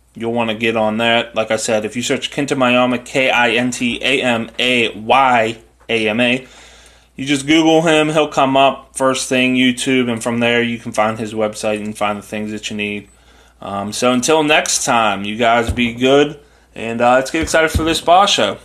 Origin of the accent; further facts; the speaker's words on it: United States; I'm an American